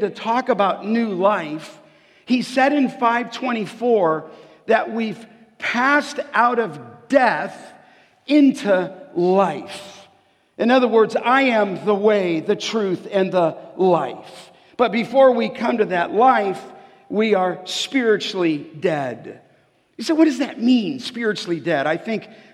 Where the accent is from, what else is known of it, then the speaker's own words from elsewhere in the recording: Los Angeles, California, United States; I grew up in Canoga Park and just grew up in a little street called Remy. And that's where I grew up, on the west end of the San Fernando Valley